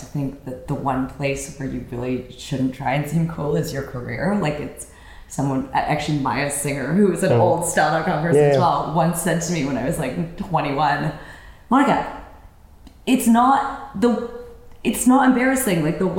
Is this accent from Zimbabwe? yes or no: no; Toronto, Ontario, Canada; No, I'm from downtown Toronto.